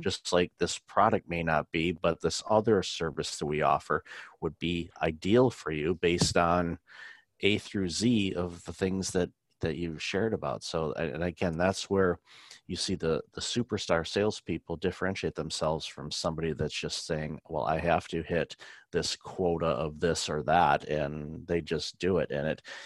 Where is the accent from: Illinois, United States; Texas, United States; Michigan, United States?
Michigan, United States; Detroit; I grew up in Detroit